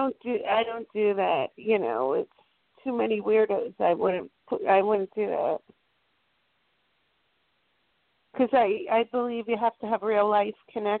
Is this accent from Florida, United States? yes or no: yes; Miami, Florida, United States; I'm from Florida. I'm originally from Miami.